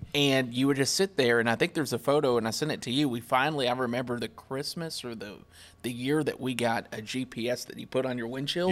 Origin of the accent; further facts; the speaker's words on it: Kentucky, United States; moved away; I grew up chasing in Kentucky